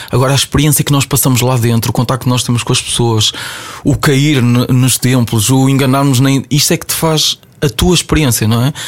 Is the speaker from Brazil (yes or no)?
no; Ovar, Aveiro District, Portugal; me levou de Ovar, de onde eu sou, até Macau.